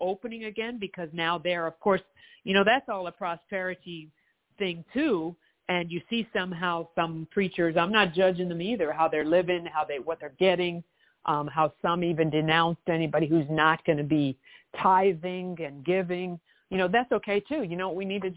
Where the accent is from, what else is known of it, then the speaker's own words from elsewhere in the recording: Canada; now in United States; I lived in Canada, I'm from Canada